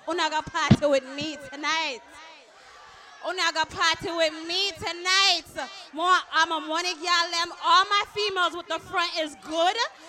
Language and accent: English; New York City, New York, United States; I'm an international dancehall queen. I'm from New York.